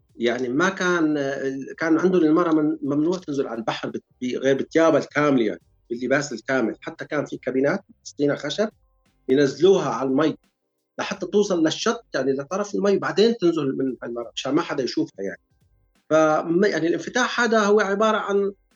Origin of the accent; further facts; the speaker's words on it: Syria; moved away as an adult; now in United Kingdom; نحن جايين من سوريا